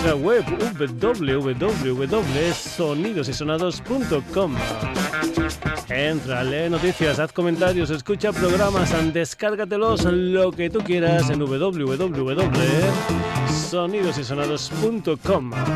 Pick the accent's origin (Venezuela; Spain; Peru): Spain; Badajoz, Extremadura; mi tierra, en Badajoz